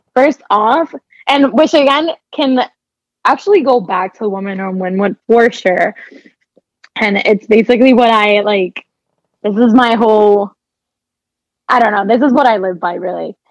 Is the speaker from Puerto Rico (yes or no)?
yes; Puerto Rico; now in Miami, United States; I was born and raised in Puerto Rico.